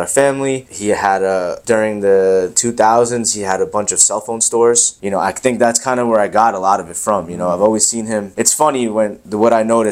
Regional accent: Long Island, New York, United States; also born or lived in Queens, New York; I'm from Queens, New York originally. So my parents had that dream early and I came to Long Island when I was one. We moved here

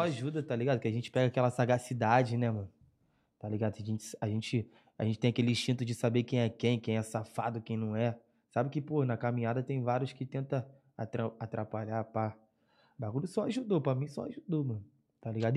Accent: Rio de Janeiro, Brazil; eu sou cria de Madureira, né? Zona Norte da RJ, cria.

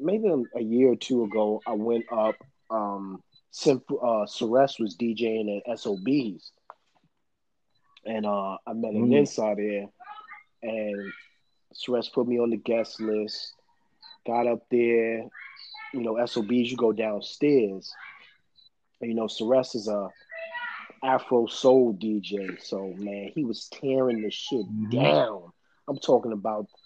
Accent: New York City, New York, United States; I'm from Brooklyn

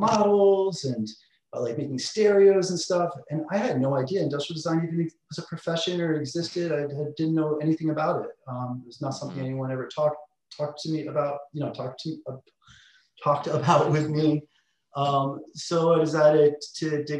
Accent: Connecticut, United States; also born or lived in Los Angeles / New York; now in Long Beach, United States; I grew up in Connecticut

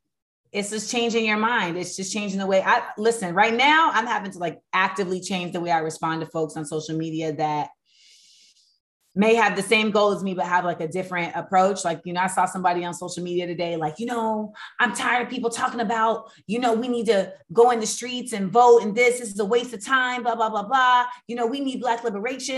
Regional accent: Orlando, Florida, United States; moved away; also born or lived in New York; I grew up in Orlando, but I really was groomed in New York in hip hop

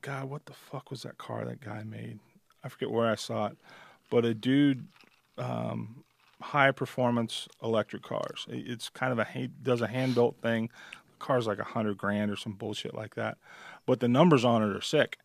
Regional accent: Midwest, United States; now in Nevada, United States; I'm from the Midwest and I always worked in machine shops

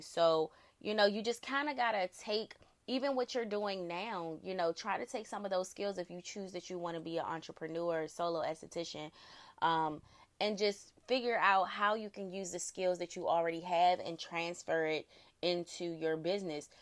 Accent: Prince George's County, Maryland, United States; I am from Prince George's County, Maryland, born and raised.

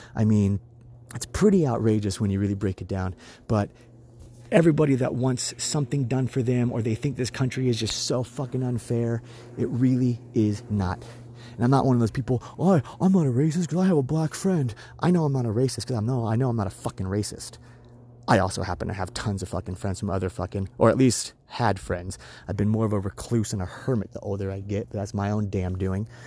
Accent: United States; what my country means to me. I consider myself a patriot. I love this country

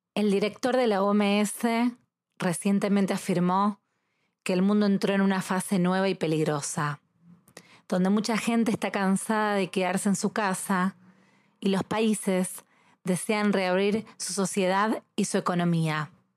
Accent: Argentina; soy argentina

